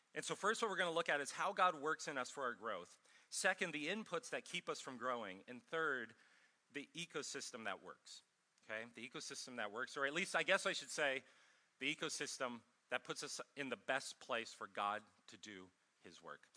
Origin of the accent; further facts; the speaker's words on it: Ohio, United States; also born or lived in Minnesota / California; now in Columbia, United States; I'm from Ohio originally